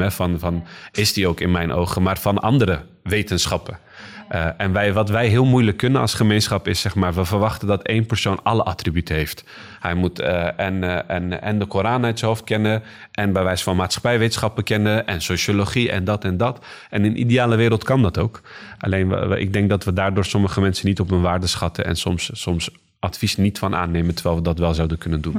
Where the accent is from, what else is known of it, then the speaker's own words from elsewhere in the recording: Rotterdam, South Holland, Netherlands; now in Schiedam, Netherlands; ik ben hier geboren en getogen in Rotterdam